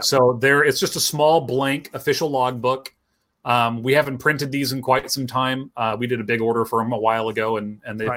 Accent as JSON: {"language": "English", "region": "Pacific Northwest", "country": "United States", "tie": "born or raised there", "said": "I grew up here in the Pacific Northwest"}